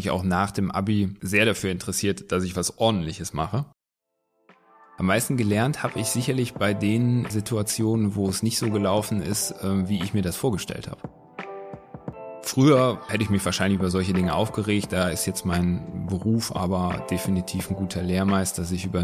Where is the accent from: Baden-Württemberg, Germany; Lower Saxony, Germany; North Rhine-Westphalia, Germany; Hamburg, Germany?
North Rhine-Westphalia, Germany; Wuppertal; born there; Gebürtig aus Wuppertal. Wuppertal. Wuppertal.